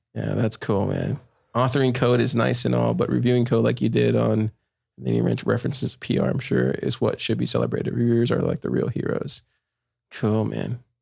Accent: Corpus Christi, Texas, United States; I'm from Corpus

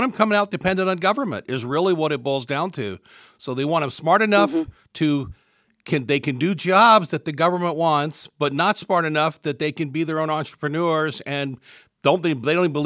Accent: Virginia, United States; accent: southern; moved away; It's that southern, it's a southern accent. I grew up in Virginia, so I'm getting that southern drawl coming back in every so often

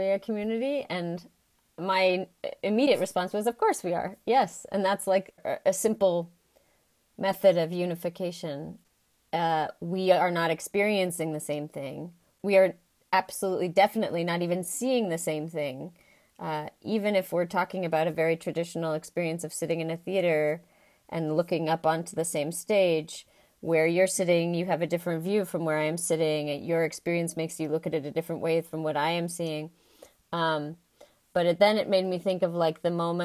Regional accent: United States; I'm American and coming from a United States context.

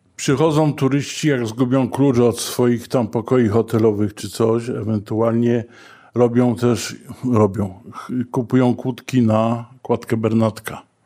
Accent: Kraków, Lesser Poland, Poland; urodziłem się i wychowałem na ulicy Ditla

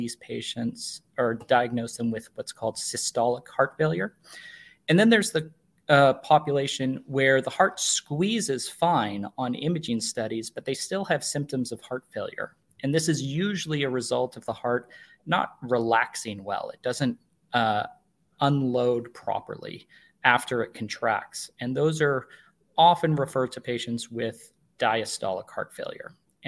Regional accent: Vancouver, British Columbia, Canada; now in Portland, United States; I'm from Vancouver, British Columbia, so a native Northwesterner, and was very excited to come back to the Northwest.

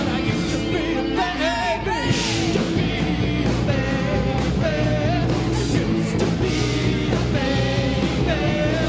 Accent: Queens, New York, United States; I'm from Queens, New York.

